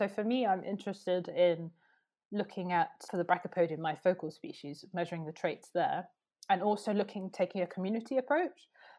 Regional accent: Oxford, South East England, United Kingdom; I care really deeply about, like, where I grew up in Oxford, and I've moved around quite a lot

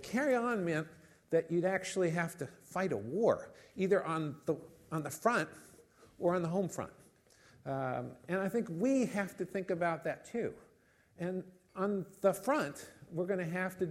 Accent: United States; now in United Kingdom; I'm not British, as you've gathered. I'm American

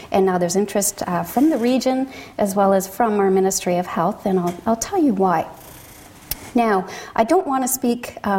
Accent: London, Ontario, Canada; I'm from Canada, from Ontario, from the City of London, where we have a Piccadilly Street and a Thames River

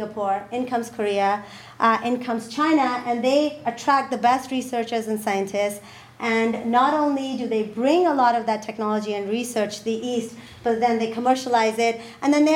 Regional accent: Pakistan; I come from Pakistan.

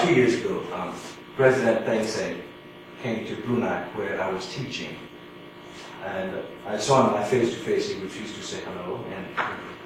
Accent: Mandalay, Mandalay Region, Myanmar; moved away as an adult; also born or lived in United States / Southeast Asia; I'm from Mandalay, the second largest city, from an educated family

